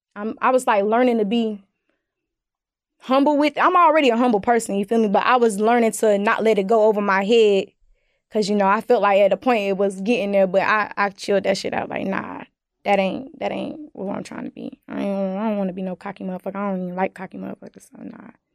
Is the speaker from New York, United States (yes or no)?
no; Winston-Salem, North Carolina, United States; I'm from Winston Salem